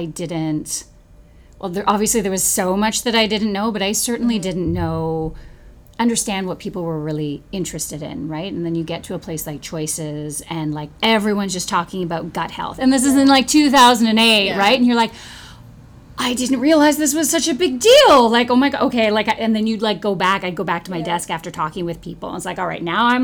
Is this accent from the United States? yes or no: no; Victoria, British Columbia, Canada; moved away; I grew up in Victoria